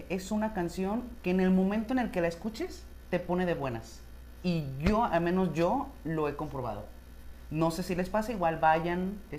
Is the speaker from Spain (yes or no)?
no; Mexico; Y no sé si es simplemente por el hecho de que somos mexicanos, pero...